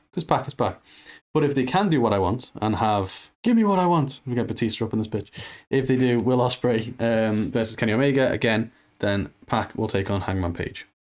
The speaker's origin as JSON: {"language": "English", "country": "United Kingdom", "said": "being British"}